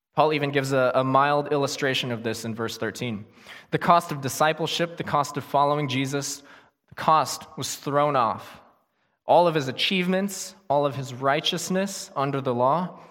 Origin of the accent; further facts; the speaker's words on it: United States; living here as American Christians